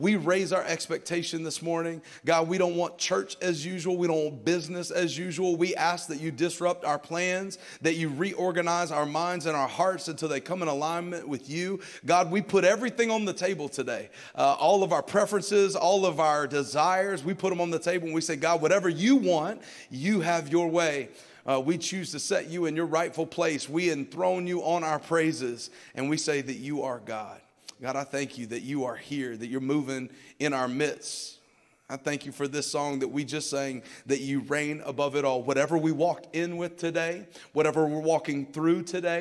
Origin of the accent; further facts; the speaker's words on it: North Alabama, United States; moved away as an adult; also born or lived in Sacramento, California; now in Tampa, Florida, United States; I was born and raised in North Alabama